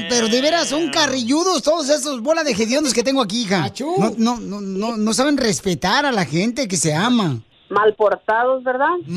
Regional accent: Culiacán, Sinaloa, Mexico; en mi niñez, nosotras allá en Culiacán, Sinaloa, no teníamos que ponernos el cinturón de seguridad cuando viajábamos, porque no ni carro teníamos.

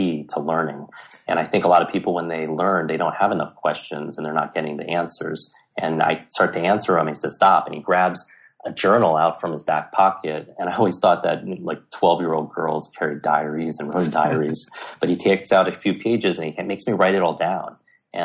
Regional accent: New York, United States; growing up in New York

